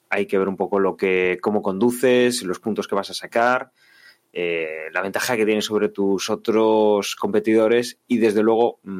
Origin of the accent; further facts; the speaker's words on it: Spain; como aficionados españoles, en, Carlos Sainz, a ver qué podía hacer